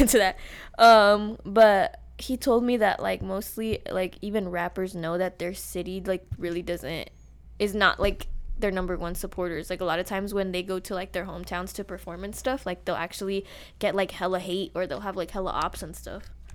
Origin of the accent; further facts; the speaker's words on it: Las Vegas, Nevada, United States; We are both grew up on the East Side